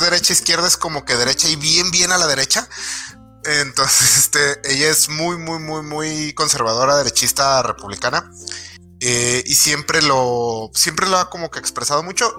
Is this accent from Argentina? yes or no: no; Mexico